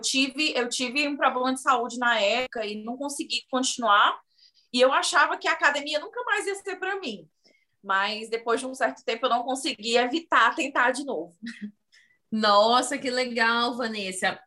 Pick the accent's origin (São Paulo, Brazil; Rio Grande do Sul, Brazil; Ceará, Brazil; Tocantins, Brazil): Ceará, Brazil; Fortaleza; moved away as an adult; now in United States; eu sou de uma região da periferia de Fortaleza. Então, a minha família não tem muitos recursos